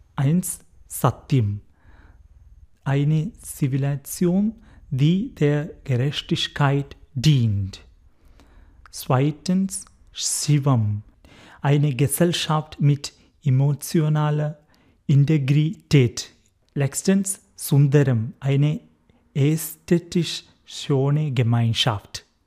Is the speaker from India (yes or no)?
yes; Kerala, India; German is a second language; moved away as an adult; also born or lived in Freiburg, Germany; now in Mannheim, Germany; Ich komme aus Kerala, aus Indien